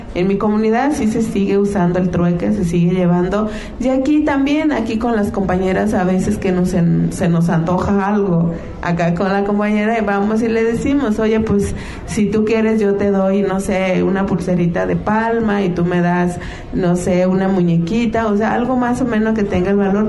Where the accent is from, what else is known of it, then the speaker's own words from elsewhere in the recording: Mixtec community, La Mixteca, Mexico; nosotros, nuestra comunidad, la mixteca